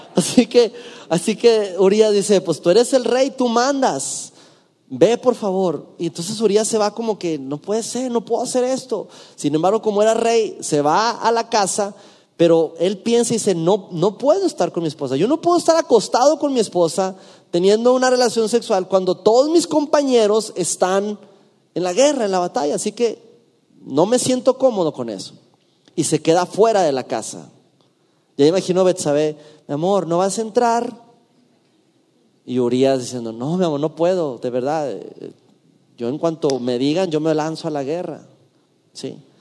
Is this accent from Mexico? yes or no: yes; Durango, Mexico; en mi ciudad natal, en la ciudad de Durango